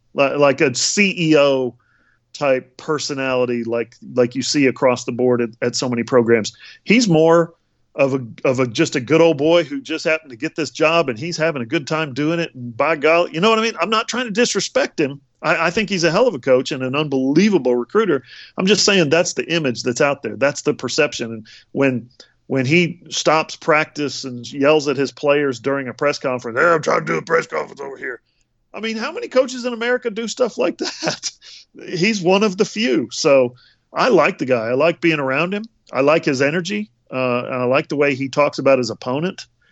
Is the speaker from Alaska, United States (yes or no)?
yes; Alaska, United States; moved away; I'm from Alaska, and so I grew up on the C F L